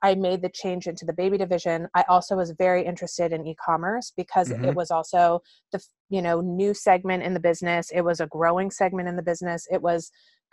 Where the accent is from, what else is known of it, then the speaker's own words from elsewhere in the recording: California, United States; also born or lived in New York; I grew up in California